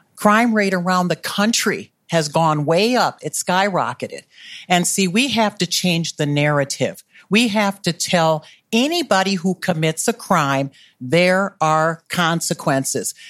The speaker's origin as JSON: {"language": "English", "town": "Milwaukee", "region": "Wisconsin", "country": "United States", "tie": "born or raised there", "also_born_or_lived": "North Minneapolis", "moved": "as an adult", "lives_now": "Minneapolis, United States", "said": "I grew up in Milwaukee"}